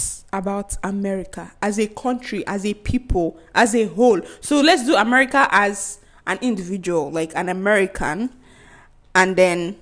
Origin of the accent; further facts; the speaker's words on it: Nigeria; as a Nigerian